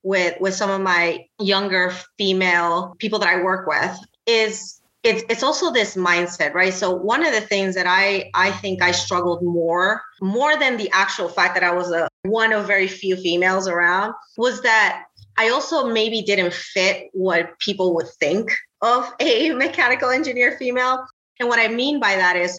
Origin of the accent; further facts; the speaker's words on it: Puerto Rico; English is a second language; moved away as an adult; also born or lived in the South / the Southwest; now in Cleveland, United States; I was born and raised in Puerto Rico